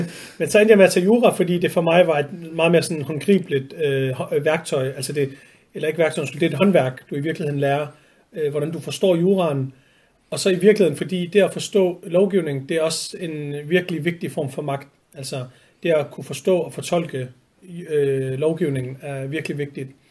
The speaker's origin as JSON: {"language": "Danish", "town": "Vejle", "region": "Southern Denmark", "country": "Denmark", "tie": "born or raised there", "also_born_or_lived": "Horsens", "moved": "as an adult", "lives_now": "Copenhagen, Denmark", "said": "Jeg er født og opvokset på en rigtig side af Danmark, Jylland, øh, i, i Vejle. Eller faktisk født i Horsens og flyttet til Vejle, da jeg var to år gammel"}